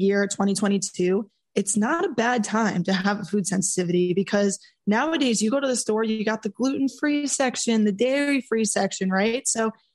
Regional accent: New York, United States; being the New Yorker that I am

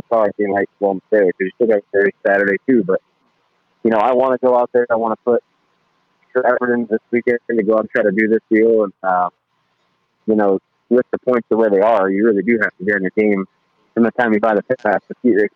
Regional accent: Fremont, Ohio, United States; I'm from Fremont

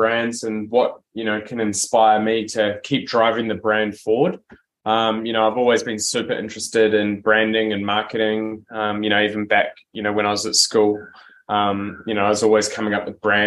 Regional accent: New Zealand; now in Australia; I'm originally from New Zealand. I moved over to Australia in 2008

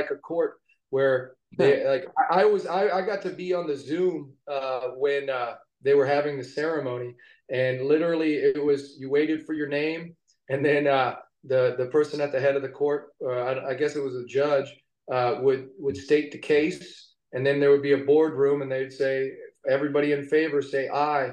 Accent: Cincinnati, Ohio, United States; moved away as an adult; also born or lived in New York City / Los Angeles; we are both from Cincinnati. We've always wanted to film in our hometown

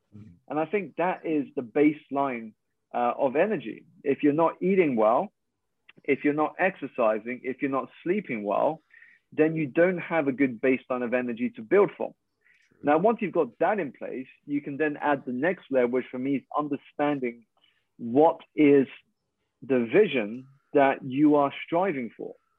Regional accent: United Kingdom; i'm Malaysian Chinese. I was born here in the UK to two Malaysian parents

